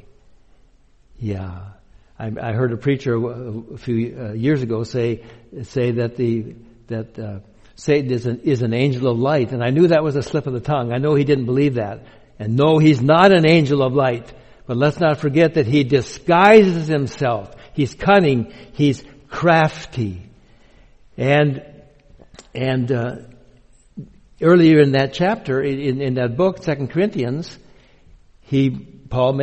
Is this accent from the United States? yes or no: yes; Minnesota, United States; now in Bellingham, United States; I grew up Lutheran in Minnesota, with all the other Swedes there